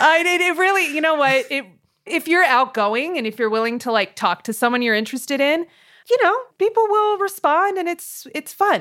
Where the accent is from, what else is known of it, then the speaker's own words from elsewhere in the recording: Hacienda Heights, California, United States; also born or lived in Montebello, California; I was born in Montebello, which is right next to East L A. Uh, and I grew up in Hacienda Heights